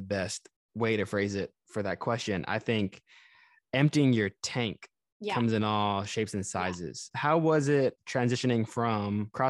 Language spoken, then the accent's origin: English; Texas, United States; in my experience growing up in Texas